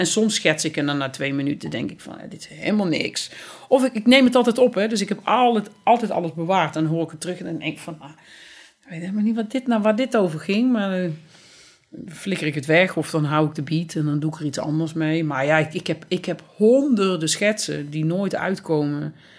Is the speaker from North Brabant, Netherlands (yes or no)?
yes; Boxtel, North Brabant, Netherlands; moved away as an adult; also born or lived in Amsterdam; now in Berlin, Germany; ik ben in Bokstel geboren